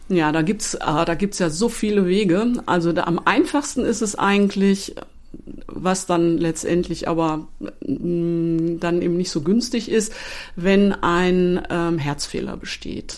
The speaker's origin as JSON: {"language": "German", "town": "Duisburg", "region": "North Rhine-Westphalia", "country": "Germany", "tie": "born or raised there", "said": "Ich bin gebürtige Duisburgerin, bin dann im Hause geblieben"}